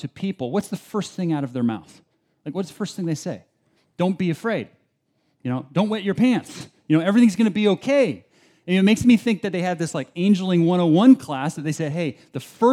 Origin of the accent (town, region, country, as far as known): Albany, California, United States; also born or lived in Berkeley, California